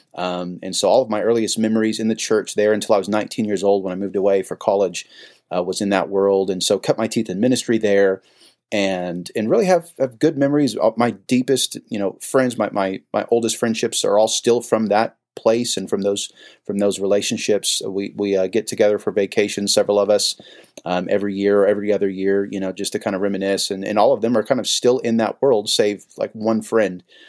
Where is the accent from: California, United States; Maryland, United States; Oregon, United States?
California, United States; San Jose; was born and raised in San Jose, California